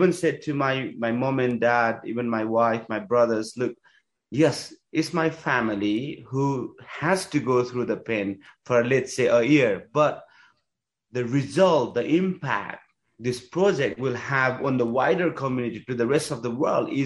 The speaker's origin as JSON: {"language": "English", "country": "Nepal", "also_born_or_lived": "England", "moved": "yes", "said": "I come from Nepalese climbing community"}